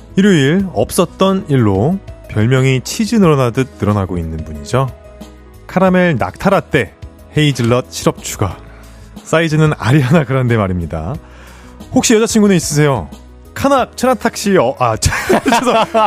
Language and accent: Korean; Seoul, South Korea; 저는 목동에서 자랐는데.